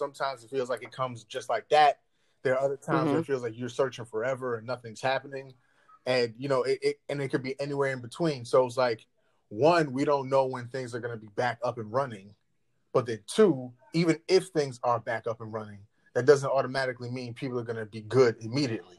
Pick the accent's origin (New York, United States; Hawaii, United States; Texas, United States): New York, United States; as a New Yorker